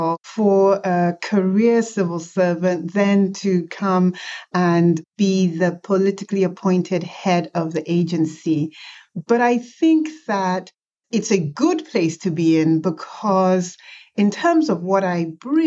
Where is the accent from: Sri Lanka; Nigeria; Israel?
Nigeria; now in United States; I was born in Nigeria